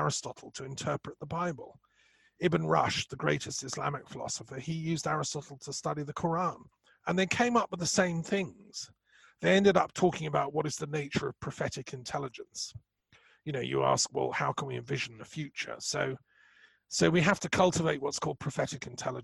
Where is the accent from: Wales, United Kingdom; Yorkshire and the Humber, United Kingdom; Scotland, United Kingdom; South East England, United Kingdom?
South East England, United Kingdom; Brighton; born or raised there; also born or lived in Montreal, Canada / London